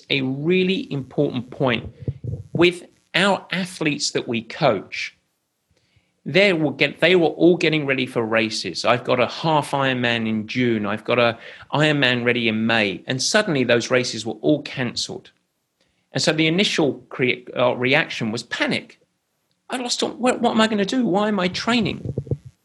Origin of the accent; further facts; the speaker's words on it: England, United Kingdom; I'm English